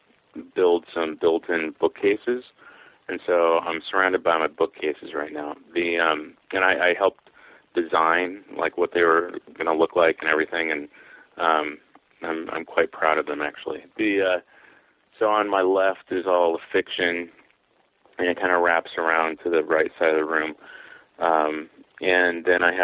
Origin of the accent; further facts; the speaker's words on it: Mount Vernon, Washington, United States; a used bookstore in my hometown, which is Mount Vernon, Washington